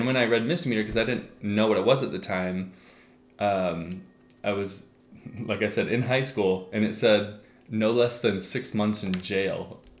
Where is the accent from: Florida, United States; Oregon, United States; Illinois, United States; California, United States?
Oregon, United States; We're from Oregon.